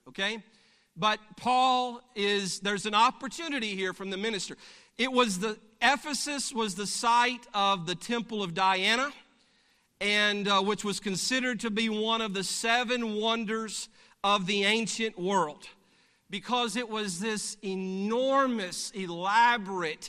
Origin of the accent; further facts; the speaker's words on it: Alabama, United States; I'm from Alabama.